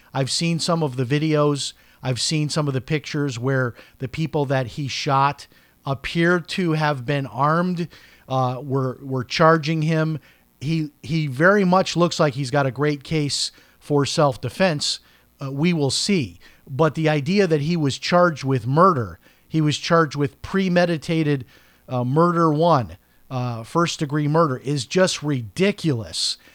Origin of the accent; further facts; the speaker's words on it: Chicago, Illinois, United States; I'm from Chicago